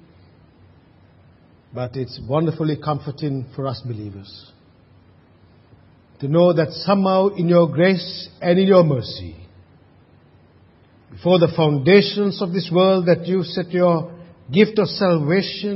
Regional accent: Sri Lanka; moved away; when I was growing up in Sri Lanka having a slate

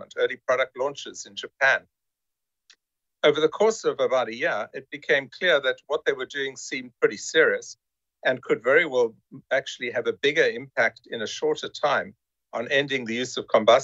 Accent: South Africa; moved away as an adult; also born or lived in United States; I'm originally from South Africa, still proudly South African, and also a US citizen

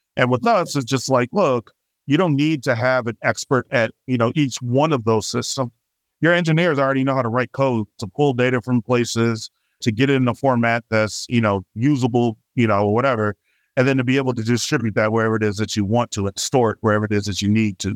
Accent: Chicago, Illinois, United States; now in Bay Area, United States; I'm originally from Southside Chicago

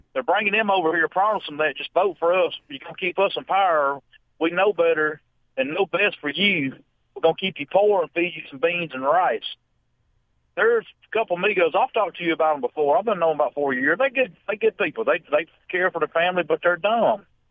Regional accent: United States; being American, I'm proud American

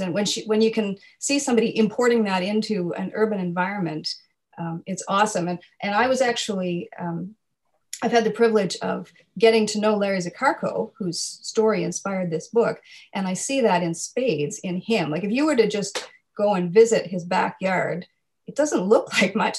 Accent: Nova Scotia, Canada; I grew up in Nova Scotia, my parents are actually from the prairies

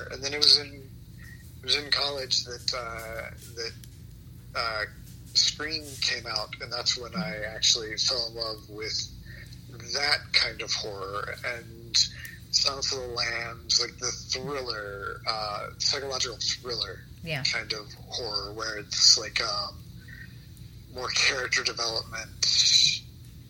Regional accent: Nashville, Tennessee, United States; moved away as an adult; also born or lived in Ohio / New York; I grew up in Nashville, Tennessee, right near Vanderbilt University.

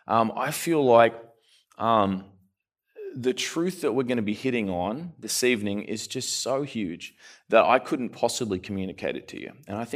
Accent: Australia; also born or lived in Canada; I'm from further south. I'm from Australia. The funny thing is I lived in Canada for a while too. So my accent's kind of all messed up.

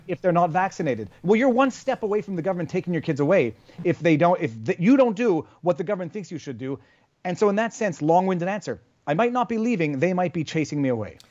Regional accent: Canada; I'm Canadian

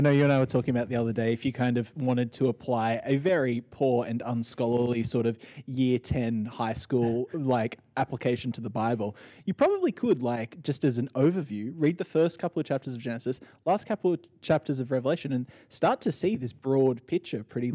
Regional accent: Sydney, New South Wales, Australia; growing up in Sydney, Australia, in 2021

